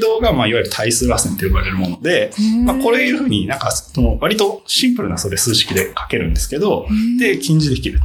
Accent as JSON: {"language": "Japanese", "region": "Fukuoka", "country": "Japan", "tie": "born or raised there", "also_born_or_lived": "Shizuoka", "moved": "as an adult", "said": "僕は、えっ、と、福岡で生まれて、高校まで福岡にいました。"}